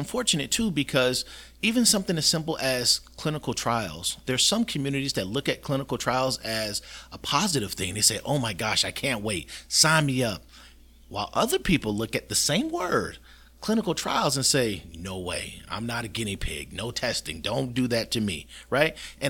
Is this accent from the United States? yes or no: yes; Florida, United States; Yeah, so this is my community. The people who I treat are people I grew up with, people I went to school